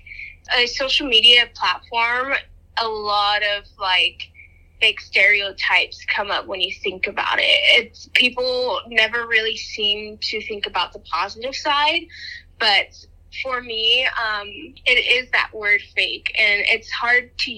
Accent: Albuquerque, New Mexico, United States; I'm from New Mexico.

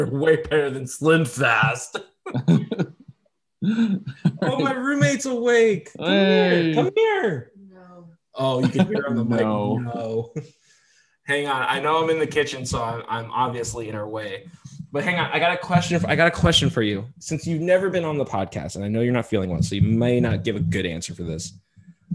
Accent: San Diego, California, United States; San Diego, my hometown

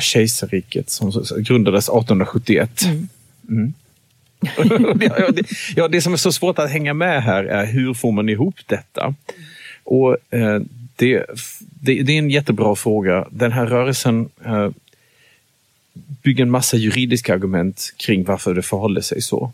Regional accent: Germany; moved away as an adult; now in Sweden; jag växte upp i Tyskland tills dess jag fyllde

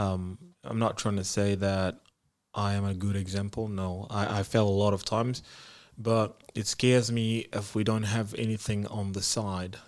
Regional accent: Zimbabwe; moved away as an adult; now in Bucharest, Romania; I'm from Zimbabwe

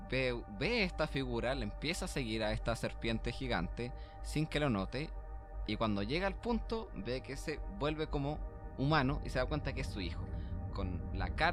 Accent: Vitacura, Santiago Metropolitan Region, Chile; somos de Vitacura, pues, weón

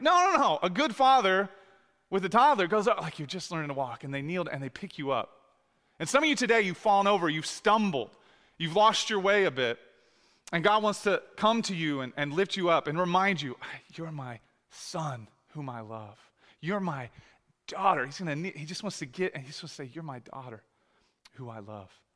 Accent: United States; I was born in America

